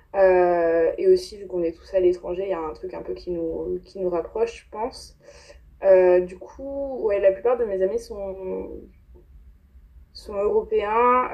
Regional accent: France; moved away as an adult; also born or lived in Paris; now in New York, United States; de France, on est trois.

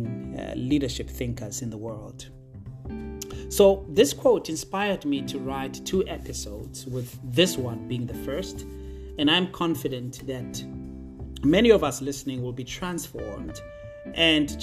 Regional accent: Potchefstroom, North West, South Africa; I was born and bred in a small town in the northwest province of South Africa called Potchefstroom, more specifically in a township called Ikageng

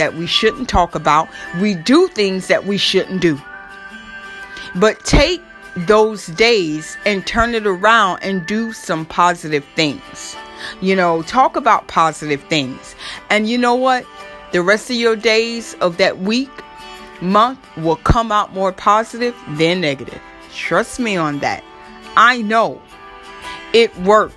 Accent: Florida, United States; now in New York, United States; I grew up in Florida.

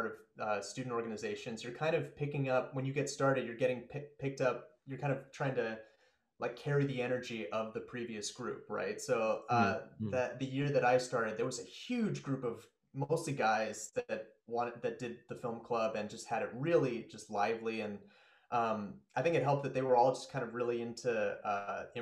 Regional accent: Spokane, Washington, United States; also born or lived in New York; I grew up in Spokane

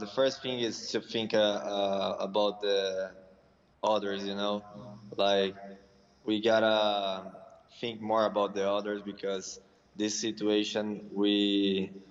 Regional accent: Campinas, São Paulo, Brazil; English is a second language; also born or lived in California; now in São Paulo, Brazil; now I'm in my hometown with in my mother's house.

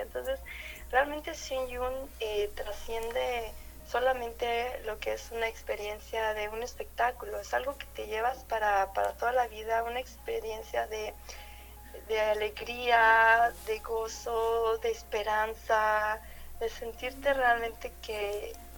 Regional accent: Mexico; aquí a nuestro país eh, aquí en Monterrey

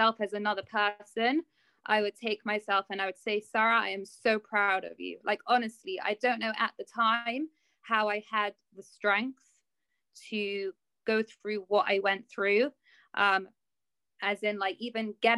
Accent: London, United Kingdom; I'm from London. I've lived here my whole life

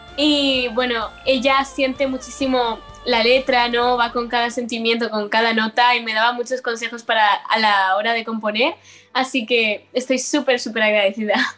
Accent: L'Eliana, Valencian Community, Spain; voy al instituto de mi pueblo y he crecido ahí y siempre me conocen desde chiquitita

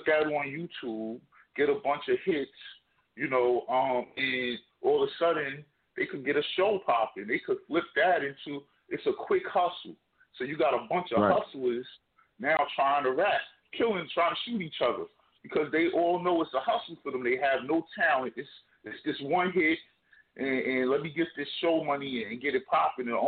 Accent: New Jersey, United States; I'm from Jersey

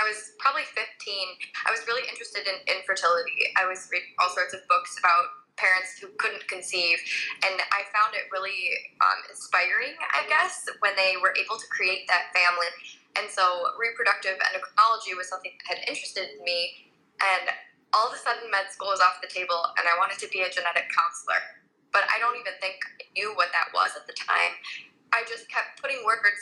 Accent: Southeast Michigan, United States; I grew up in Southeast Michigan.

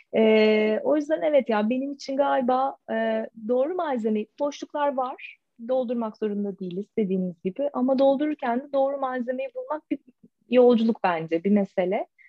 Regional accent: Adapazarı, Sakarya, Turkey; moved away as an adult; now in Istanbul, Turkey; Yani Adapazarı'yla işte İstanbul arası iki saat. Yani her altının şimdi orada doğdum, büyüdüm. Şimdi de İstanbul'da yaşıyorum.

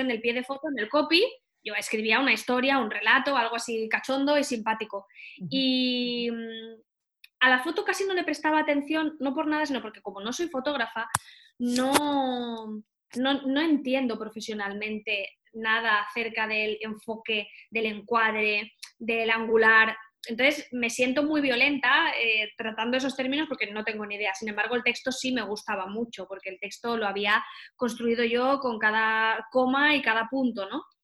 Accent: Valencia, Valencian Community, Spain; also born or lived in Barcelona; volví a Valencia, que es de donde yo soy

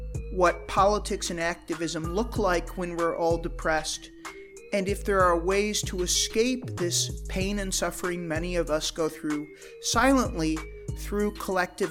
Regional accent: United States; And I'm an American

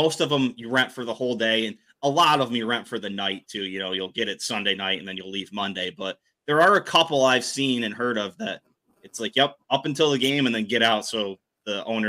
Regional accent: Pennsylvania, United States; moved away; I grew up in Pennsylvania and went to one or two Penn State games every year, and that's the best place in the world to tailgate.

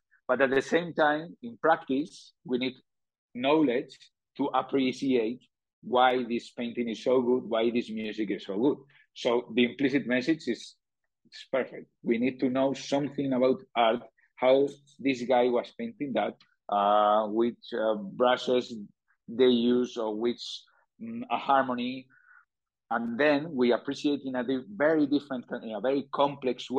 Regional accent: Spain; accent: Spanish; English is a second language; my Spanish accent

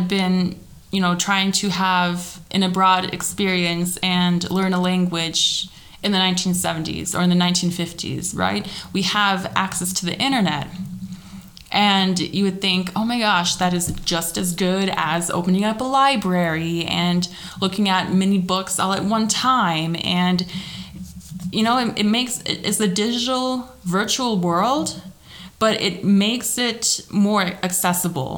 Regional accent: Minnesota, United States; moved away as an adult; now in Germany; I grew up in Minnesota and I went to school in Minnesota as well

